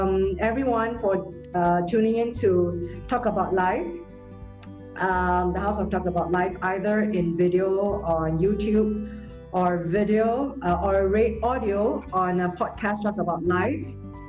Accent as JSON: {"language": "English", "country": "Singapore", "said": "I do my part as a Singaporean"}